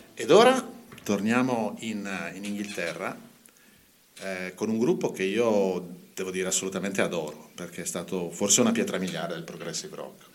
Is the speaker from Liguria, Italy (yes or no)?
no; Mantua, Lombardy, Italy; Sono nato a Mantova tantissimi anni fa ormai